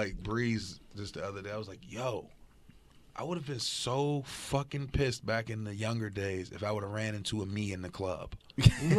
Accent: Pittsburgh, Pennsylvania, United States; Hazelwood, right across the street from Gladstone Middle School

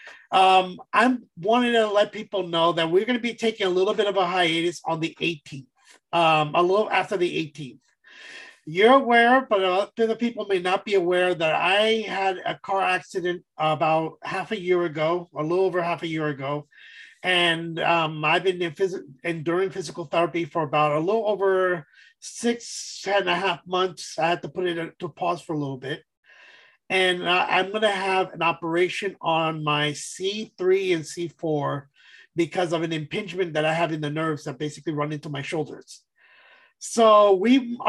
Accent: East Coast, United States; I'm from the East Coast

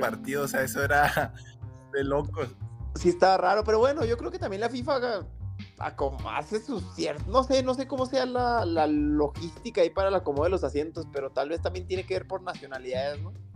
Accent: Mexico; los que de verdad somos mexicanos

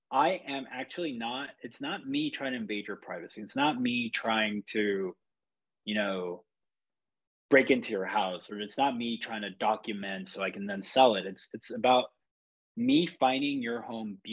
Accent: Chile; now in San Francisco, United States; I grew up in Chile, that's where I'm from

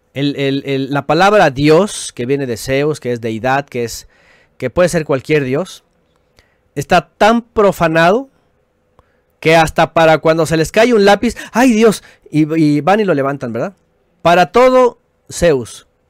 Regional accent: Mexico; como decimos en México

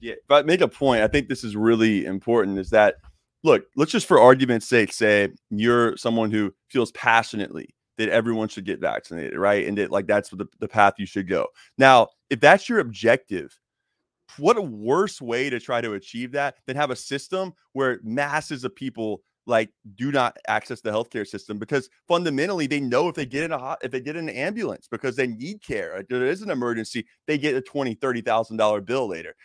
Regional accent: Jacksonville, Florida, United States; I was coaching inner city high school football in Jacksonville, Florida, my hometown

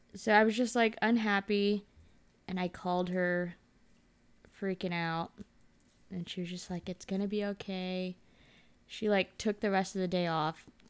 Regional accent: Dallas, Texas, United States; moved away as an adult; now in California, United States; I grew up in Texas

